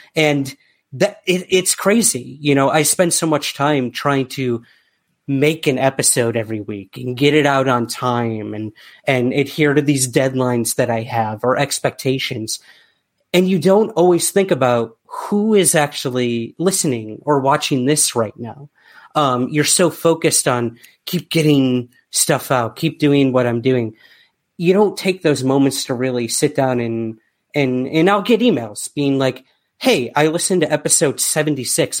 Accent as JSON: {"language": "English", "country": "United States", "moved": "yes", "lives_now": "United Kingdom", "said": "as a American"}